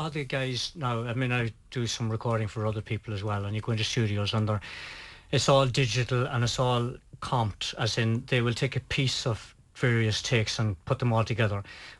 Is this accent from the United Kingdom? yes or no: no; Ulster, Ireland; We're from Donegal, after all.